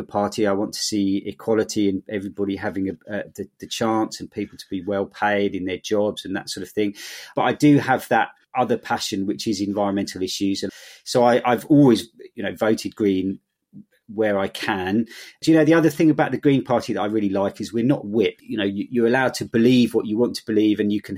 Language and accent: English; London, United Kingdom; moved away as an adult; now in Bristol, United Kingdom; I grew up in London, but didn't want to live there anymore